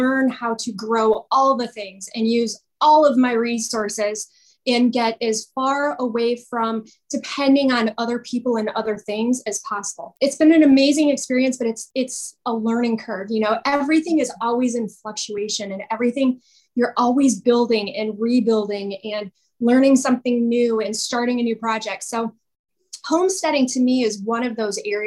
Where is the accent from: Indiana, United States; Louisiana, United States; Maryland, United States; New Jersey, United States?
Indiana, United States; Northwest; I grew up just outside of Chicago, actually, about 30 minutes outside of Chicago in Indiana, in Northwest Indiana